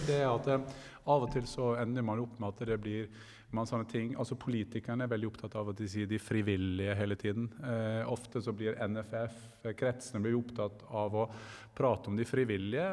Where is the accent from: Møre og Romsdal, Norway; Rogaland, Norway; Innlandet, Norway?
Møre og Romsdal, Norway; Gursken; moved away; Der jeg kommer fra, Gursken